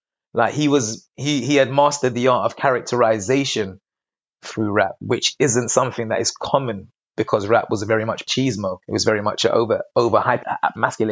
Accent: London, United Kingdom; also born or lived in Barbados; being from London in the UK, I grew up around a lot of reggae music

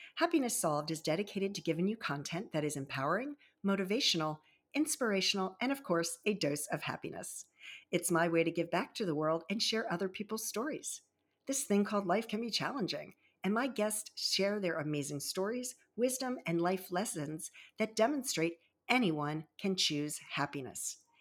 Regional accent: Baltimore and Annapolis area, Maryland, United States; also born or lived in Virginia Beach, Virginia; raised in the Baltimore and Annapolis area

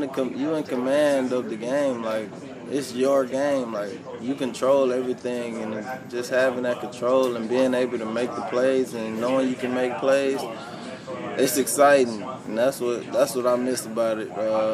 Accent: D'Lo, Mississippi, United States; Yeah, D-Lo, right. Mississippi. Small city in Mississippi, about 300 people. Everybody knows everybody, everybody's family.

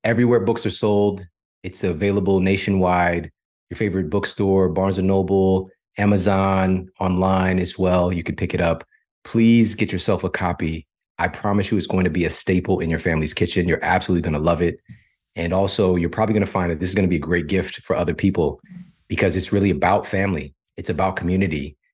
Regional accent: St. Louis, Missouri, United States; I'm from St. Louis

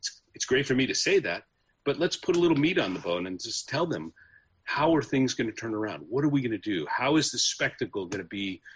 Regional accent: San Francisco Bay Area, California, United States; I grew up in the San Francisco Bay Area

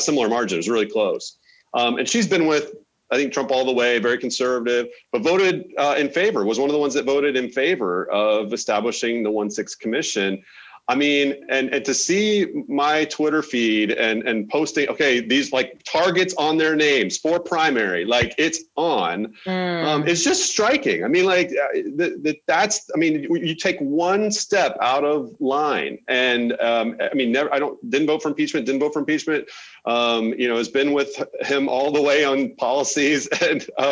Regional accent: Oklahoma, United States; moved away; I'm from Oklahoma originally

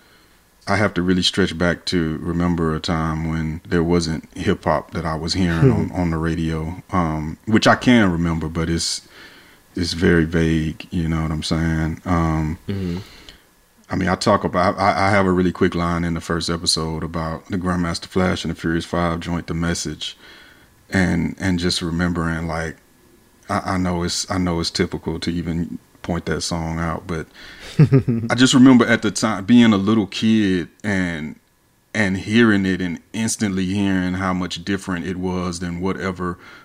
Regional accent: Atlanta, Georgia, United States; I'm from Atlanta, so our hip-hop story is the Southern hip-hop story

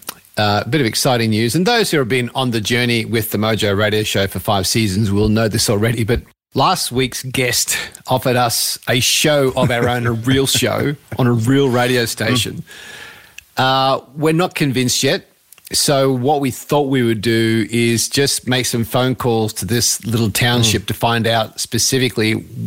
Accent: Australia; We're from Australia.

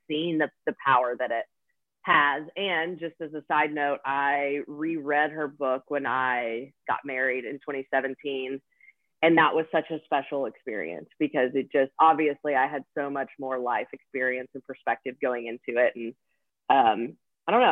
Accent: Nashville, Tennessee, United States; born and raised in nashville tennessee

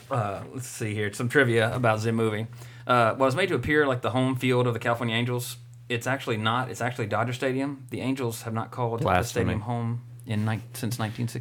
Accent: Canada; I'm a country singer, and I'm from Canada.

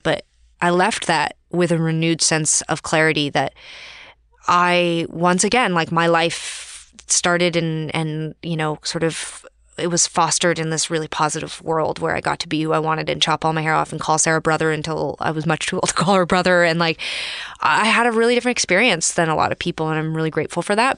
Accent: Calgary, Alberta, Canada; I grew up in Calgary, Alberta.

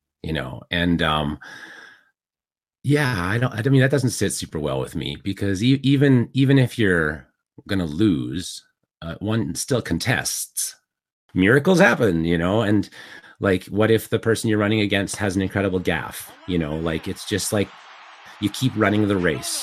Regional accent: Calgary, Alberta, Canada; I'm from Calgary

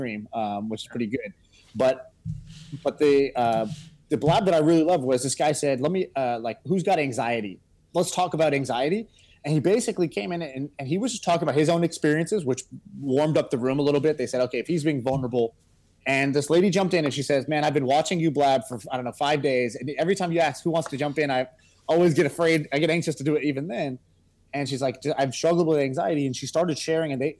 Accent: Texas, United States; I grew up in Texas

